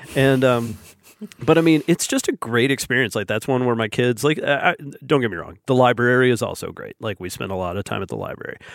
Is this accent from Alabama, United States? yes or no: yes; Huntsville, Alabama, United States; someone from Huntsville